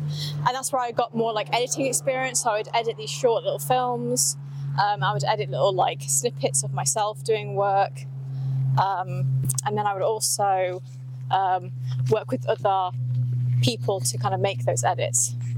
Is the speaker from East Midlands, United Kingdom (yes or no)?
yes; Leicester, East Midlands, United Kingdom; also born or lived in County Durham; now in Coventry, United Kingdom; I was born in Leicester.